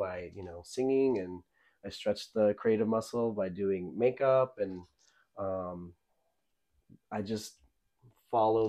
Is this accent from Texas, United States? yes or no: yes; Midland, Texas, United States; moved away as an adult; also born or lived in Lubbock, Texas / Austin, Texas; now in Los Angeles, United States; my hometown of Midland, Texas, which is West Texas